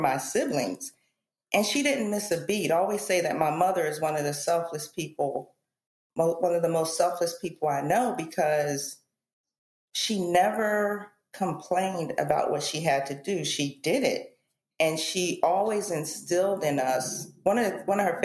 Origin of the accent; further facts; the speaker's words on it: East Coast, United States; I grew up on the East Coast